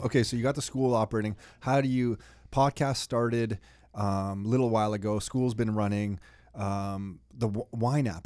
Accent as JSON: {"language": "English", "country": "Canada", "said": "we're from Canada"}